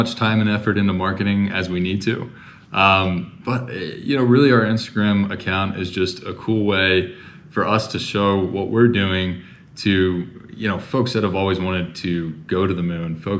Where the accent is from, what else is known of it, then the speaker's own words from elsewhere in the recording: Houston, Texas, United States; I grew up in Houston